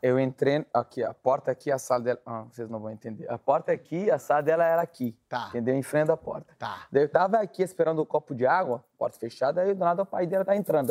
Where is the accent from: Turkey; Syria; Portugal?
Syria; Portuguese is a second language; moved away as an adult; also born or lived in Ukraine; now in Brazil; quando eu saí da Síria, eu fui morar na Ucrânia. Né? Eu fugi da guerra da Síria e fui para a Ucrânia